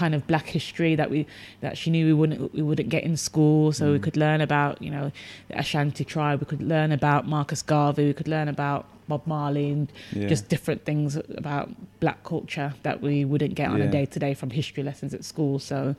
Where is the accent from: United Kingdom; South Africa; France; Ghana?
United Kingdom; Birmingham, West Midlands; growing up outside of London, I grew up in Birmingham